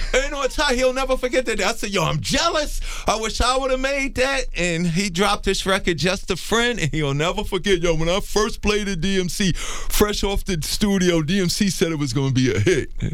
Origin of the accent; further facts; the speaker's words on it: New York City, New York, United States; also born or lived in Harlem, New York; my story began in Hollis, Queens, New York